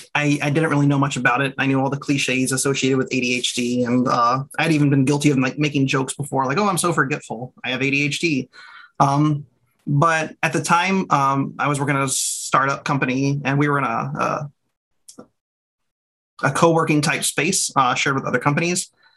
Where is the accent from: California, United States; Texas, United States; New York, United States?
Texas, United States; I go by he, him. I'm originally from Texas.